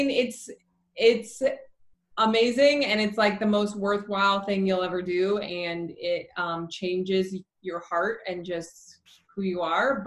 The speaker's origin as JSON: {"language": "English", "town": "Salt Lake City", "region": "Utah", "country": "United States", "tie": "born or raised there", "said": "I grew up in Salt Lake City, Utah."}